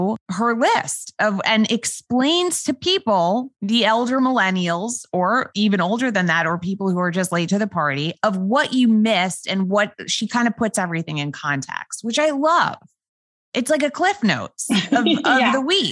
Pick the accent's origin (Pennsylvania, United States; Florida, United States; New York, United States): New York, United States; New York City; accent: New York voice; I, as a New Yorker